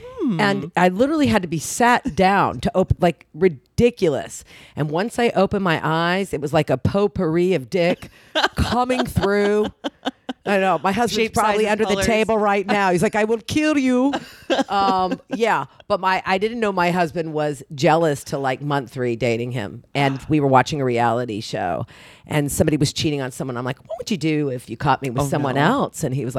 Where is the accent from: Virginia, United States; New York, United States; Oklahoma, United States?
Oklahoma, United States; moved away; I grew up in Oklahoma, mm-hmm. and I didn't really know a lot, and I grew up Jewish in Oklahoma